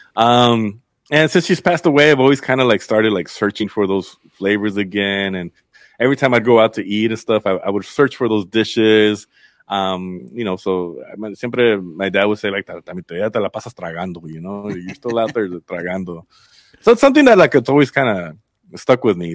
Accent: Inglewood, California, United States; also born or lived in Culver City, California / Zacatecas, Mexico (family origin) / Berkeley, California; I grew up in Inglewood and Culver City back and forth

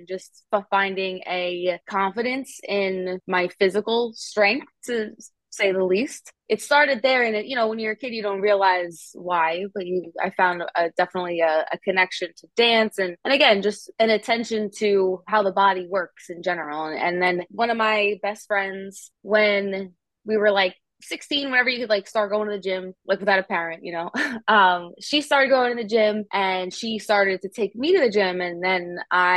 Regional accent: Long Island, New York, United States; I am from Long Island, New York

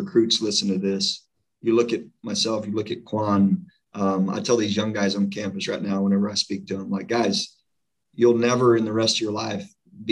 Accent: Atlanta, Texas, United States; my hometown, Atlanta, Texas

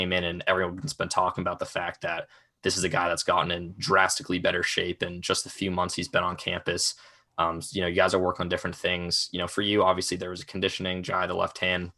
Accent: Boston, Massachusetts, United States; moved away as an adult; now in Richmond, United States; I'm from Boston

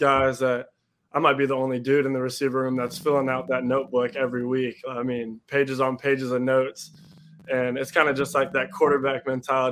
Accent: Cincinnati, Ohio, United States; growing up in Cincinnati, I'm coming to games as a young kid

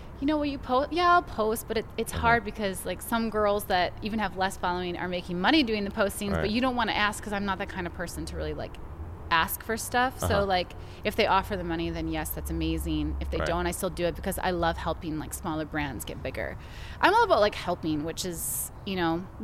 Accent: United States; I'm a Canadian player, but I'm also from the States

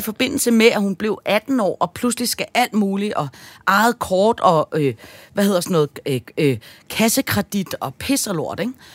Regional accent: Denmark; jeg er fra Danmark

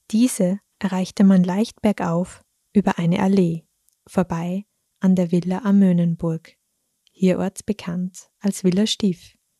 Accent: Thalgau, Salzburg, Austria; meine Heimatgemeinde Talgau

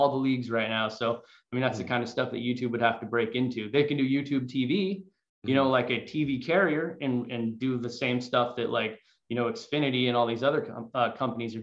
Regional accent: Danville, California, United States; I grew up in Danville and live in the East Bay

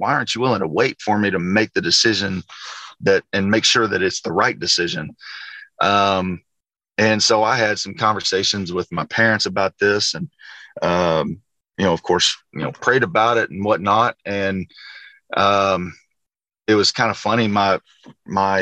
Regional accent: Arkansas, United States; growing up in Arkansas, I didn't grow up dreaming for playing for the Razorbacks

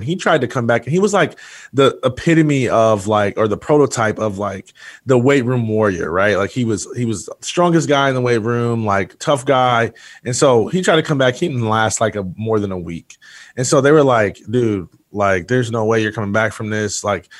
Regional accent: Jackson, Michigan, United States; born there; I was born in Jackson, Michigan, and grew up wanting to be a professional athlete

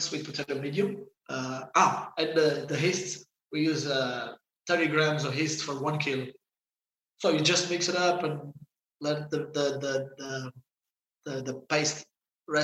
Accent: Santo António, Madeira, Portugal; English is a second language; moved away; I'm from Sant Antonio. From Sant Antonio. It's the same village of Cristiano

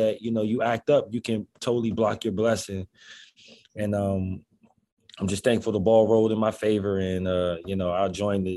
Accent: Washington, District of Columbia, United States; moved away as an adult; now in Chicago, United States; I'm from DC, so it's like we get a, you know, some winters are, you know, worse than others

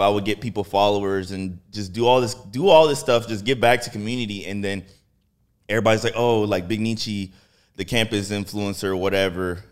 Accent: Houston, Texas, United States; I'm from Texas. I'm actually from Texas

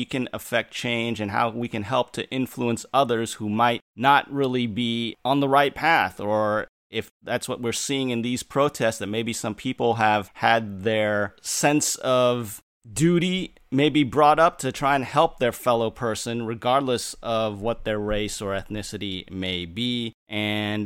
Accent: Santa Cruz, California, United States; I grew up in the Santa Cruz area in Northern California

